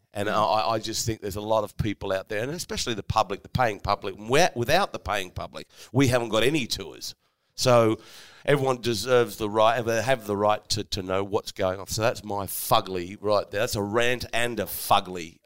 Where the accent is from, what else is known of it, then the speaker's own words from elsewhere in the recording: Sydney, New South Wales, Australia; I come from Sydney